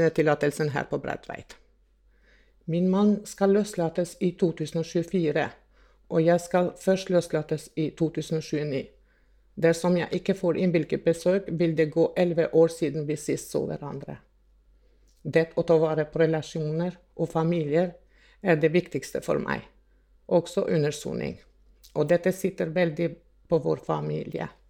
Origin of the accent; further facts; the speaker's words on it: Kosovo; now in Norway; Jeg er opprinnelig fra Kosovo